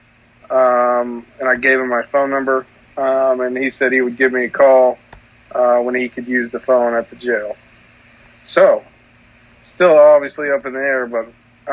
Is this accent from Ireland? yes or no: no; Bartlesville, Oklahoma, United States; I'm from Bartlesville